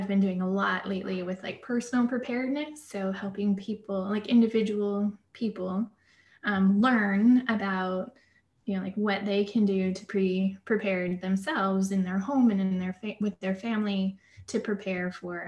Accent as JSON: {"language": "English", "area": "Seattle area", "region": "Washington", "country": "United States", "tie": "born or raised there", "moved": "as an adult", "said": "help my hometown, because I moved back where I grew up"}